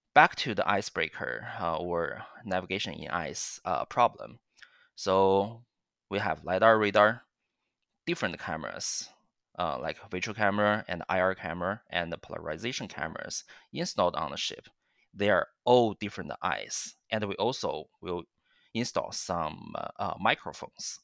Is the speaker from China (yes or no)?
yes; China; now in Waterloo, Canada; I, I, I grew up in China